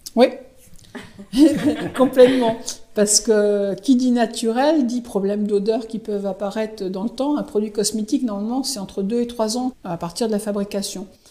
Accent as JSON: {"language": "French", "town": "Saint-Malo", "region": "Brittany", "country": "France", "also_born_or_lived": "Aix-en-Provence / Vitré / Rouen", "moved": "as an adult", "said": "je suis de Malouine, Sarvanaise Malouine, et donc euh, ça me semblait évident de revenir euh, sur la région"}